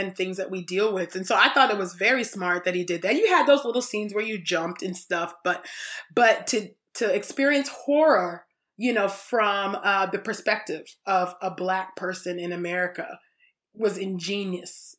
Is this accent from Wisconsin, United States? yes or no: no; California, United States; I was born in California